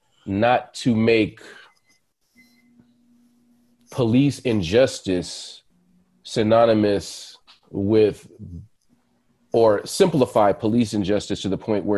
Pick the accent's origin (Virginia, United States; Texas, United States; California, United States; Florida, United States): California, United States; It's Cali. We're from Cali. It's part of our environment.